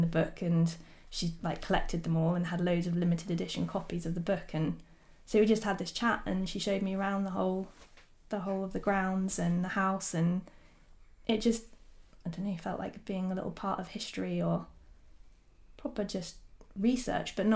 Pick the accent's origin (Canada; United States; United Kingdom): United Kingdom; South Devon, South West England; I grew up in South Devon, close to Dartmoor